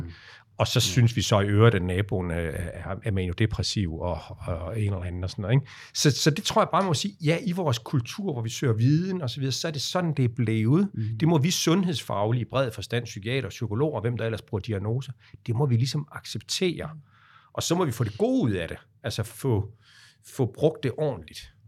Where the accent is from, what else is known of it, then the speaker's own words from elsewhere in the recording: Aarhus, Central Denmark Region, Denmark; jeg er født i Aarhus